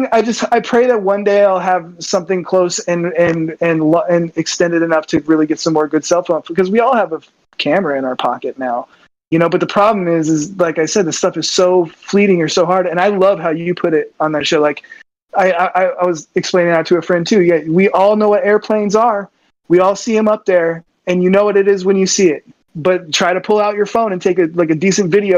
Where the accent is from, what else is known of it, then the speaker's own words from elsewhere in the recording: Southern California, United States; as a young kid growing up in Southern California